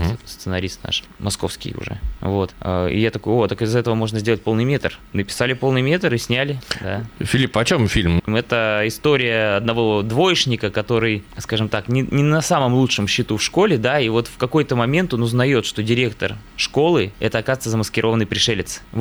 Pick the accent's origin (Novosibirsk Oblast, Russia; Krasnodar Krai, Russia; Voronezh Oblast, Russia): Novosibirsk Oblast, Russia; Novosibirsk; now in Moscow, Russia; потому что я сам родом из Новосибирска. Работаю уже в Москве, понимал, что этот город мало засветился на экранах российского кино, да.